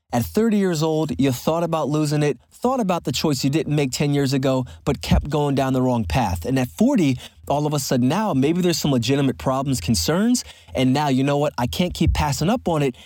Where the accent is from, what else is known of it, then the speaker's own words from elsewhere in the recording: Philadelphia, Pennsylvania, United States; a very avid basketball player growing up in Philadelphia